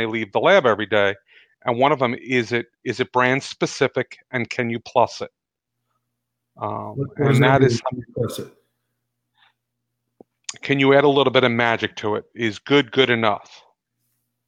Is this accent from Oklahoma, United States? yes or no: no; New York, United States; growing up in New York